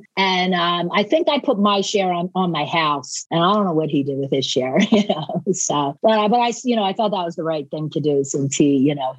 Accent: Philadelphia, Pennsylvania, United States; accent: hybrid of Philadelphia and Boston; now in Boston, United States; Yeah, I have this like crazy hybrid of Philadelphia and Boston that voice recognition cannot

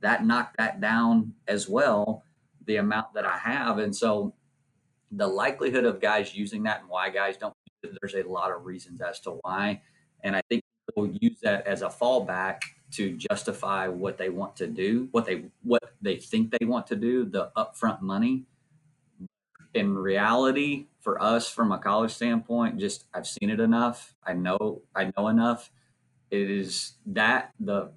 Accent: Nacogdoches, Texas, United States; me growing up in Nacogdoches, Texas

